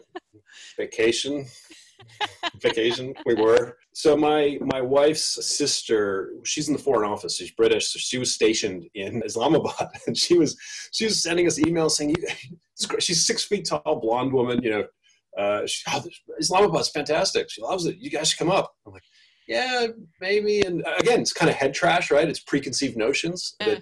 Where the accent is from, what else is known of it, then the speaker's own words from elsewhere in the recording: United States; now in Singapore; as an American